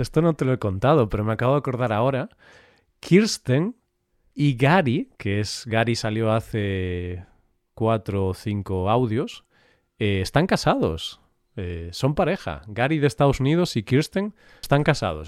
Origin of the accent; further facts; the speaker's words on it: Vigo, Galicia, Spain; moved away; Vigo es mi ciudad natal